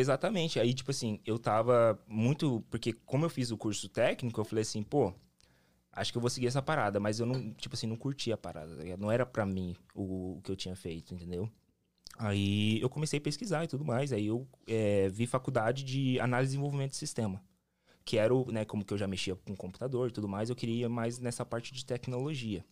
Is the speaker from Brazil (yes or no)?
yes; Londrina, Paraná, Brazil; moved away as an adult; now in Cape Cod, United States; eu sou do Paraná, pô, sou do Paraná, sou de Londrina